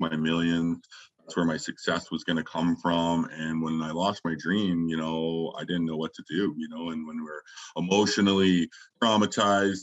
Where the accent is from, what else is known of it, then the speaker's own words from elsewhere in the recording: Taber, Alberta, Canada; I grew up in a small town in southern Alberta, Tabor, Alberta